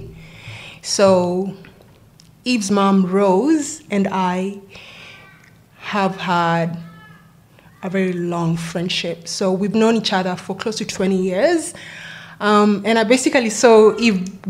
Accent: Nairobi, Kenya; also born or lived in Wollongong, Australia; now in Sydney, Australia; So I am from Kenya, born and raised in Nairobi

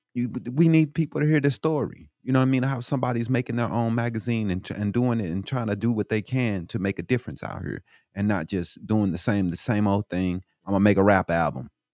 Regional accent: Illinois, United States; now in Arizona, United States; I'm from Illinois myself

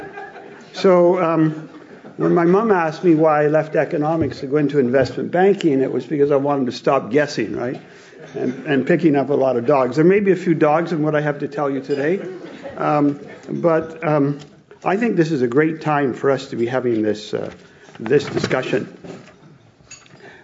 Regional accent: Canada; moved away as an adult; now in Tokyo, Japan; I'm from Canada, a big country that does a lot of commodities

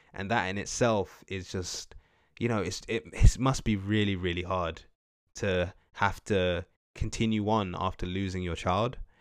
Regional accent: United Kingdom; as Black British people from the U K

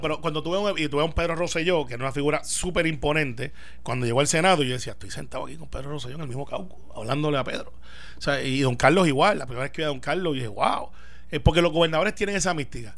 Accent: Puerto Rico; como yo creo que queremos ser la inmensa mayoría de los puertorriqueños

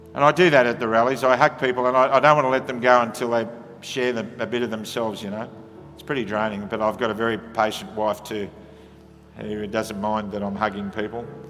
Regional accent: Australia; Comes with being an Aussie.

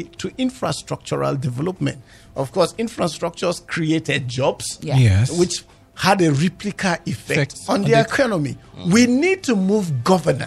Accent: Nigeria; I'm a Nigerian.

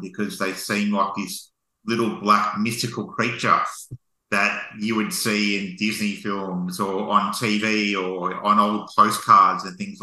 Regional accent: Townsville, Queensland, Australia; now in Melbourne, Australia; And I'm from Cyclone Territory. I was born in Townsville

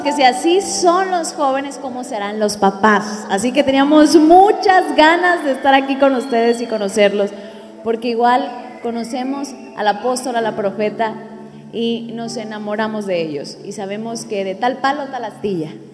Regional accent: Mexico

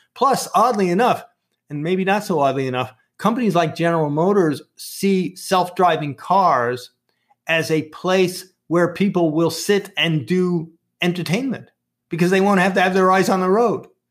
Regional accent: New York City, New York, United States; accent: Brooklyn; my Brooklyn accent

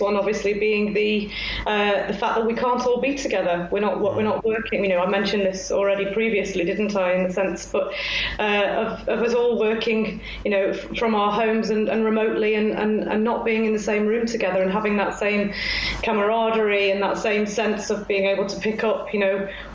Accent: Congleton, North West England, United Kingdom; moved away as an adult; also born or lived in Sheffield / Manchester; I grew up in Congleton

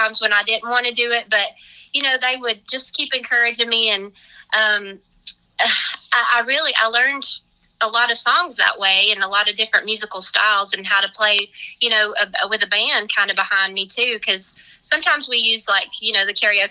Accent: Avery County, North Carolina, United States; I grew up in Avery County

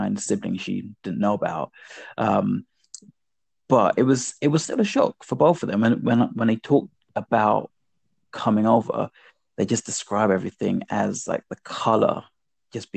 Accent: London, United Kingdom; I grew up in Northwest London, in Queen's Park, which kind of straddles Northwest and West London

